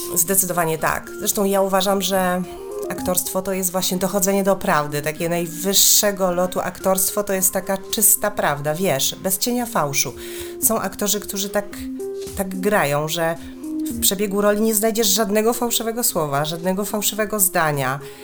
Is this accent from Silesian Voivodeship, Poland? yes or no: yes; Chorzów, Silesian Voivodeship, Poland; moved away; pochodzę ze Śląska